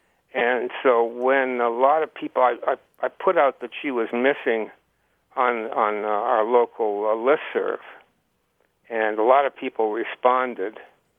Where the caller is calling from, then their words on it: Heartland, Vermont, United States; I'm calling from Heartland, Vermont.